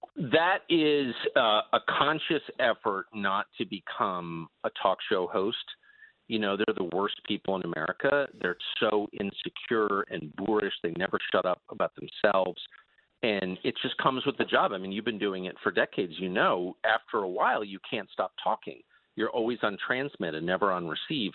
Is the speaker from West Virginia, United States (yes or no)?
no; La Jolla, California, United States; moved away; also born or lived in Georgetown, Washington, D.C.; I grew up in La Jolla, California, and Georgetown